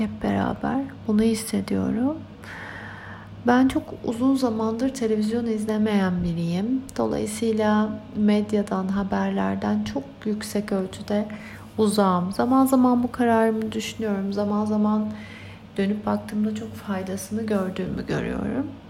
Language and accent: Turkish; Turkey; moved away; Türkiye benim doğup büyüdüğüm yer